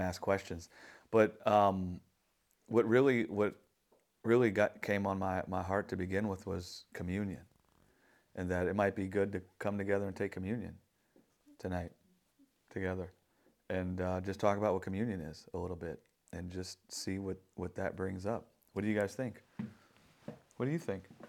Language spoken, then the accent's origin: English; New Orleans, Louisiana, United States; I'm from New Orleans